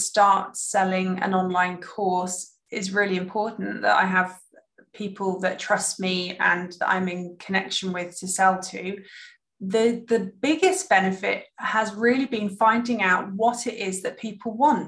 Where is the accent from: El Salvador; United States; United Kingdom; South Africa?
United Kingdom; now in Germany; I'm sitting here in Germany as a Brit